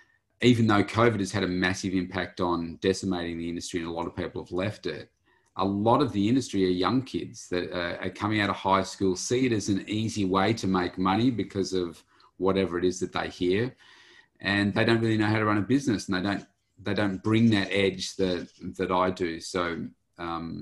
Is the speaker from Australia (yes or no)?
yes; Bendigo, Victoria, Australia; moved away as an adult; also born or lived in Melbourne; I come from a place called Bendigo in central Victoria and lived most of my life there